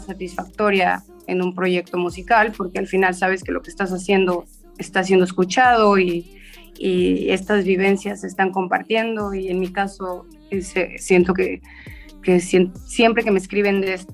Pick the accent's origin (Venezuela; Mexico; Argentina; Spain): Mexico; Chetumal, Quintana Roo; soy chetumaleña, soy del sur de Quintana Roo